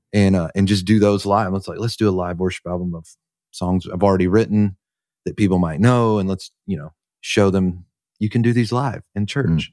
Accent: North Carolina, United States; I'm from North Carolina, just a little church in a little country town. like, an hour outside of Charlotte

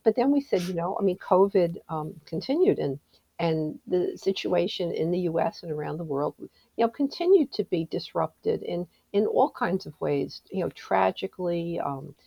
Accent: New York area, United States; As you can probably tell by the way I speak, I'm from the New York area

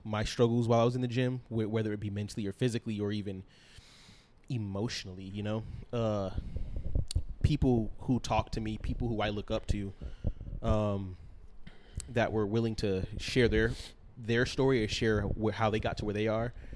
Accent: East Coast, United States; I am also from the East Coast

